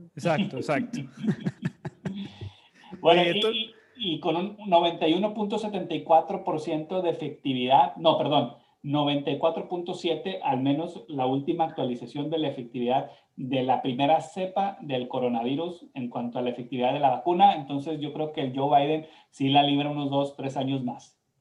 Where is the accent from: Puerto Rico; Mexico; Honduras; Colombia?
Mexico; now in United States; nosotros que somos mexicanos